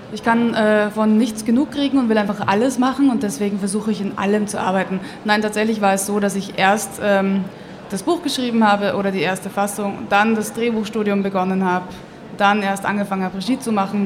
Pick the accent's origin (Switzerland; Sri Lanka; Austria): Austria; now in Munich, Germany; Lebe in München, bin auch dort geboren worden, aber aufgewachsen in Österreich.